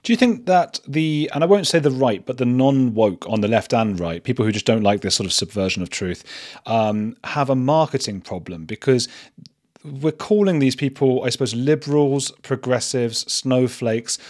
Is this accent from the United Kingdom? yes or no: yes; Watford, East of England, United Kingdom; also born or lived in Bristol; I'm from Watford